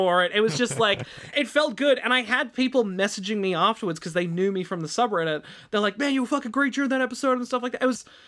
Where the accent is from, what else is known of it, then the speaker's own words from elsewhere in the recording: Sydney, New South Wales, Australia; I'm from Sydney.